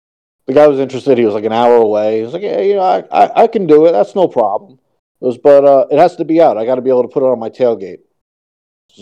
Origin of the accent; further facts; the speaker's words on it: New York, United States; I'm from New York.